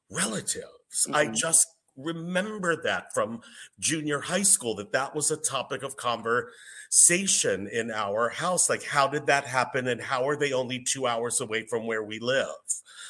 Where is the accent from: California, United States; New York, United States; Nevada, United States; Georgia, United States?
New York, United States; Massapequa; I'm from Long Island